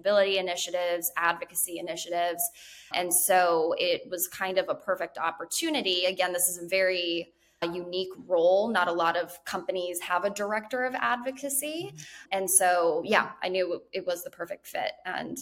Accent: Guam; I was actually born and raised on the U.S. territory of Guam

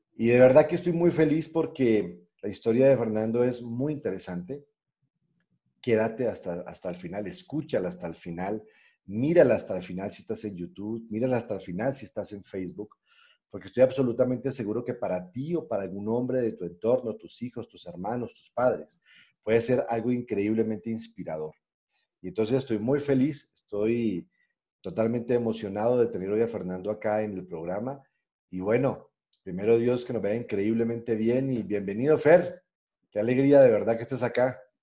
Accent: Pereira, Risaralda, Colombia; also born or lived in Cali; Yo nací en Cali, pero yo siempre digo que soy pereirano porque, pues, la verdad, Pereira fue la ciudad que me, que me acogió y en la que yo me crié

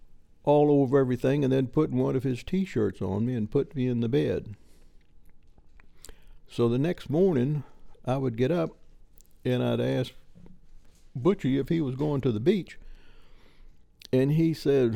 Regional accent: Petersburg, Virginia, United States; I was born in Petersburg, Virginia

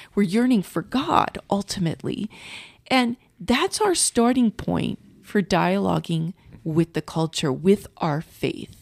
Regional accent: St. Louis, Missouri, United States; moved away as an adult; now in Culver City, United States; I'm originally from Saint Louis, Missouri

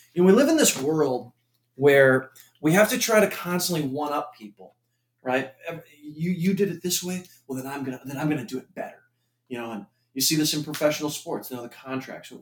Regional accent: Minnesota, United States; I am also from Minnesota

